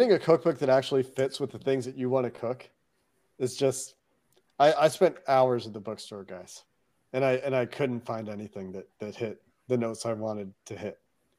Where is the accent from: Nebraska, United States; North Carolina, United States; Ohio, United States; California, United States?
Ohio, United States; Cincinnati; moved away as an adult; also born or lived in Chicago, Illinois; now in Canada; I was born outside of Chicago, lived there for 2 weeks before I moved to Cincinnati as a two-week-old. Lived in Cincinnati as a kid until college, and then I haven't been back to live as an adult.